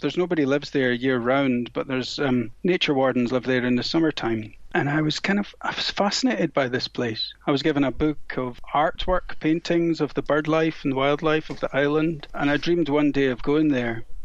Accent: Scotland, United Kingdom; where I grew up in Scotland

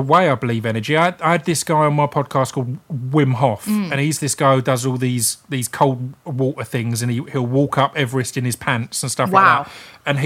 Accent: United Kingdom; we're British

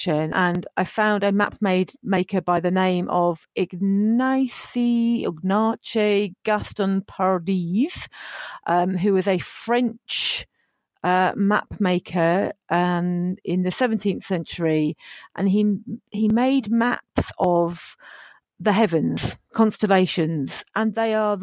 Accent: Bedford, East of England, United Kingdom; Bedford, which is my hometown

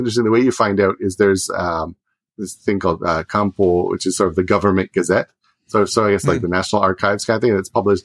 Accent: outside Toronto, Ontario, Canada; moved away as an adult; now in Japan; I lived there for 4 years, but then we moved to the middle of nowhere, but outside of Toronto, but an hour away from there

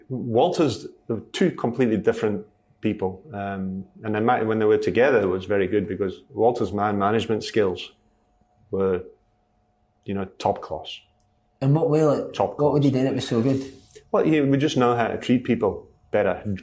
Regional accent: Stockholm, Stockholm County, Sweden; born there; I was well known in Sweden that I was born in Stockholm.

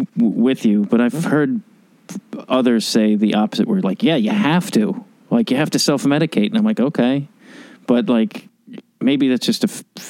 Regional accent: Chicago, Illinois, United States; moved away; Have you spent a lot of time in my hometown?

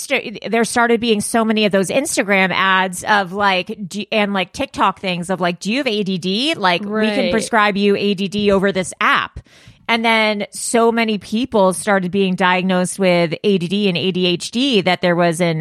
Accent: Los Angeles, California, United States; I grew up in Los Angeles

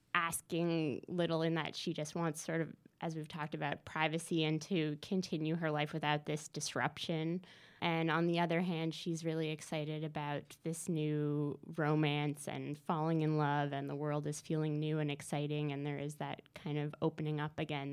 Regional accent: Newfoundland and Labrador, Canada; moved away as an adult; now in Montreal, Canada; I'm from Newfoundland

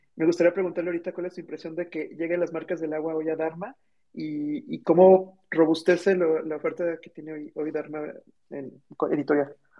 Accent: Mexico; como mexicanos

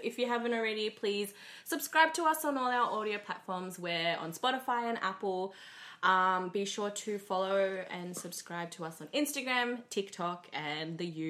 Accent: Australia; as much as we are Indo, we are also Australian.

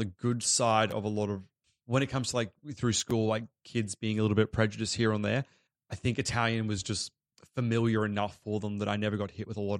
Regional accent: Australia; I was born in Australia, raised, went to Australian school. Like, so I have been fully assimilated

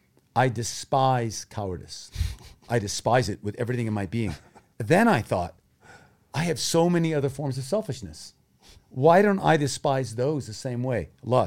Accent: Thailand; I grew up in Thailand as a missionary kid. My parents are still missionaries.

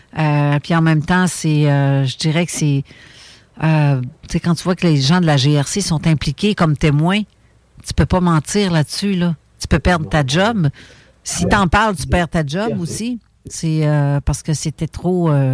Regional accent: Montreal, Quebec, Canada; on a le stade olympique chez nous, à Montréal.

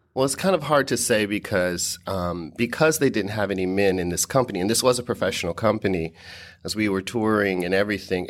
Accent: Dayton, Ohio, United States; moved away as an adult; my hometown of Dayton, Ohio

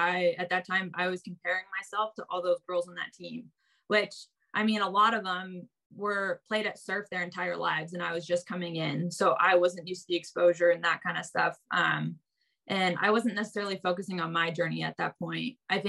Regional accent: Indiana, United States; also born or lived in California; I think like growing up in the Midwest in Indiana for a little bit, like people in the Midwest are just super friendly in my opinion.

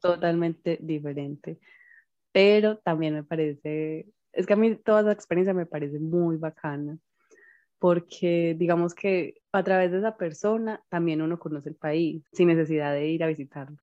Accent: Colombia; nosotras que somos colombianas

